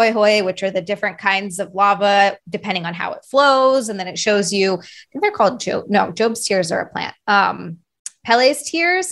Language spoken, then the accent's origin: English; Hilo, Hawaii, United States; moved away; growing up in Hawaii